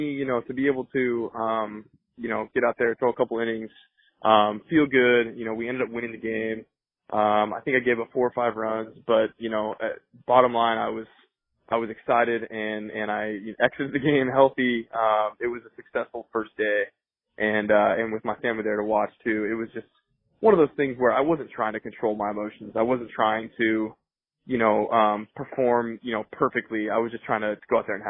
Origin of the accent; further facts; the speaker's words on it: Colorado, United States; moved away; growing up in Colorado